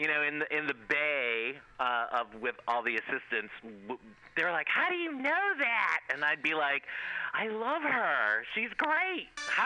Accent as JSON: {"language": "English", "town": "Cleveland", "region": "Ohio", "country": "United States", "said": "I went to school or to college in Ohio, where I'm originally from. I'm from Cleveland, Ohio, believe it or not, the rock and roll capital of the world"}